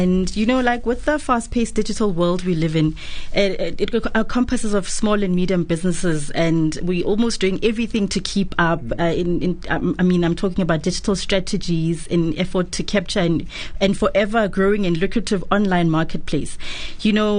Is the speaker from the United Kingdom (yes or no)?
no; Daveyton, Gauteng, South Africa; I hail from Daveyton, a very small township in the east of Johannesburg